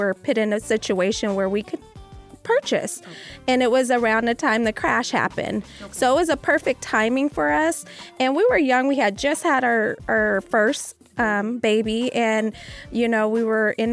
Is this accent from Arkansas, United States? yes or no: yes; Arkansas, United States; now in Las Vegas, United States; I'm from Arkansas